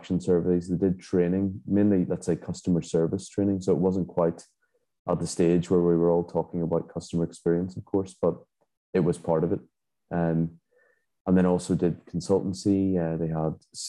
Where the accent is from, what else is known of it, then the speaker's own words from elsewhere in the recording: Belfast, Northern Ireland, United Kingdom; also born or lived in England / Scotland / Dubai / Abu Dhabi; now in Hungary; I'm originally from Belfast, Northern Ireland, but I've lived abroad for many years.